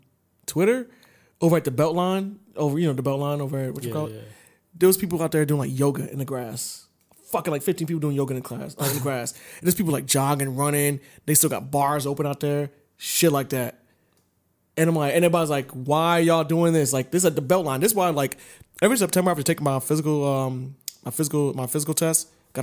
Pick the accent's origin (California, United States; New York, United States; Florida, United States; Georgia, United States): Georgia, United States; Lithonia; And it's 65, but, oh, I come from Lithonia, baby. That's, it's like NASCAR out there. We kill it.